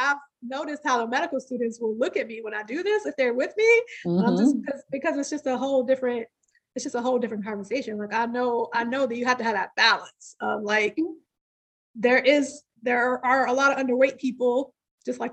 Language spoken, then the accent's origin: English; Midwest, United States; growing up in the Midwest